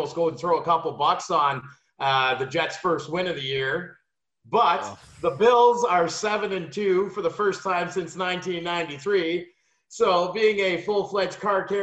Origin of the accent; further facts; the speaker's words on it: Sudbury, Ontario, Canada; from my hometown